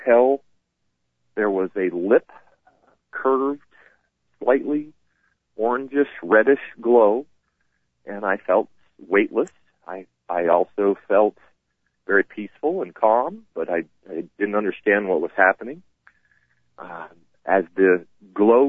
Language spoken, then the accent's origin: English; Vermont, United States; now in North Carolina, United States; My family came and got me in North Carolina and drove me home to Vermont so I could pass away in my home state.